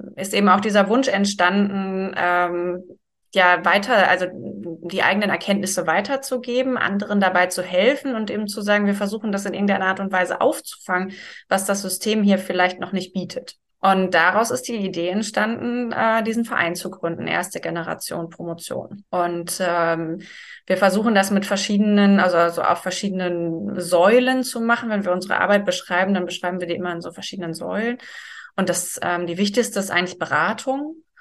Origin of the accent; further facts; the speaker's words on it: Germany; bei uns in Deutschland